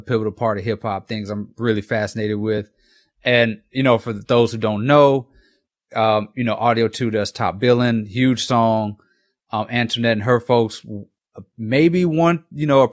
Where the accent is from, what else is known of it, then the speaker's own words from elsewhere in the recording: Mississippi, United States; I'm from Mississippi.